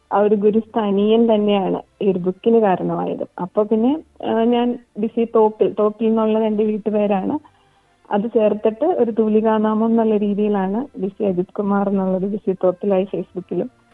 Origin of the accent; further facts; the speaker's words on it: Malayali, Kerala, India; now in Townsville, Australia; നമ്മൾ മലയാളികൾ